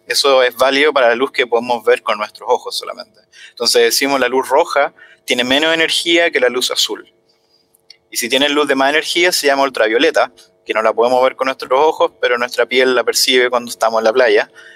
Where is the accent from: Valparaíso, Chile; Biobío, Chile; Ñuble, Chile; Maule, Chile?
Maule, Chile; Talca; moved away; Yo soy de Talca